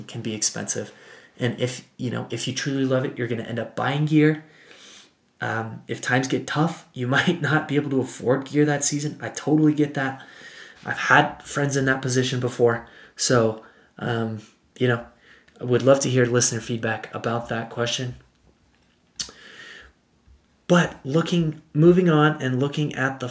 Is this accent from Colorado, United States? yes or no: yes; Boulder, Colorado, United States; now in Denver, United States; I'm from Boulder, Colorado. I live in Denver now